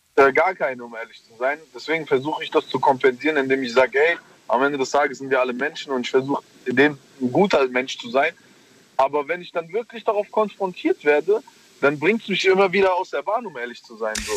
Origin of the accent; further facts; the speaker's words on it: Germany; weil ich hier geboren bin und hier aufgewachsen bin